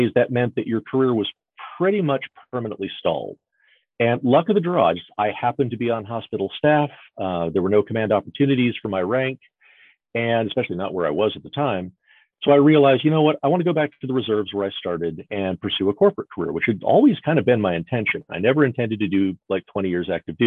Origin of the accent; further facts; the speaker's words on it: Dallas, Texas, United States; also born or lived in Dayton, Ohio; I moved from Dayton, Ohio, down back home to Dallas-Fort Worth